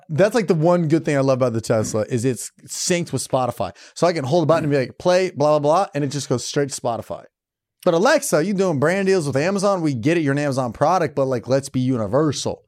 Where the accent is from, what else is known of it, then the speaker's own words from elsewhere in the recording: Iowa, United States; I'm from Iowa.